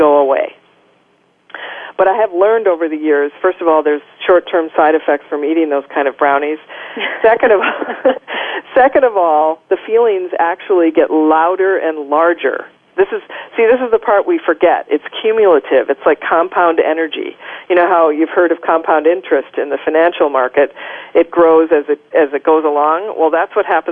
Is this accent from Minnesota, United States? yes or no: yes; Minnesota, United States; I grew up in Minnesota